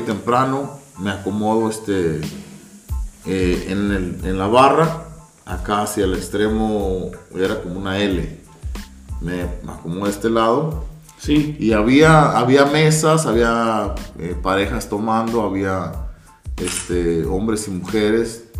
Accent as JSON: {"language": "Spanish", "town": "Ensenada", "region": "Baja California", "country": "Mexico", "moved": "yes", "lives_now": "Los Angeles, United States", "said": "vengo de, de Jalisco, soy de Ensenada, radico en Los Ángeles"}